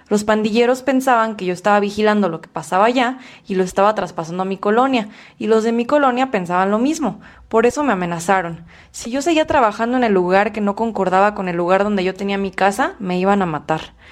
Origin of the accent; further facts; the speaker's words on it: Honduras; now in Mexico; Cuando nos vinimos de Honduras, ya tenía tratamiento psicológico a nosotros como padres que somos nos afecta, nos afecta gravemente. Ahorita que estamos acá en México, ella está ya tranquila.